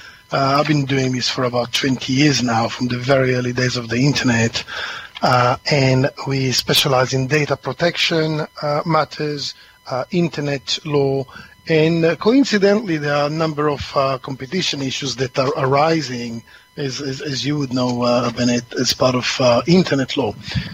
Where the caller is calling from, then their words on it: East of England, United Kingdom; I'm calling from Essex today, dark and cloudy Essex.